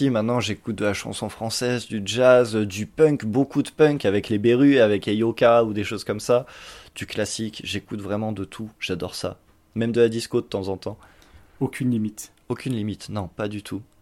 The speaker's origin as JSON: {"language": "French", "area": "Champagne-Ardenne", "region": "Grand Est", "country": "France", "moved": "as an adult", "lives_now": "Montpellier, France", "said": "suis arrivé en 2013, je viens de Champagne-Ardenne. je suis arrivé ici un peu par hasard et ça fait six ans que je suis là maintenant."}